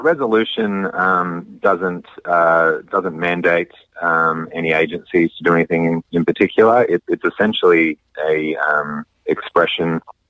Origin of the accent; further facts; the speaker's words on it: Australia; moved away as an adult; now in Eugene, United States; dual citizen of the United States and Australia, and I grew up in Australia, and I'm a lawyer by training in that country